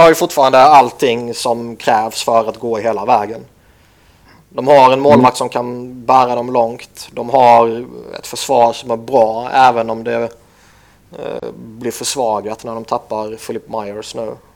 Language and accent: Swedish; Sweden; som svensk